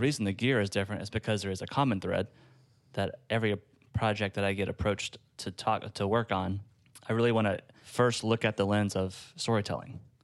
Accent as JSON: {"language": "English", "town": "Gainesville", "region": "Georgia", "country": "United States", "tie": "born or raised there", "said": "I was at a church in my hometown of Gainesville, Georgia"}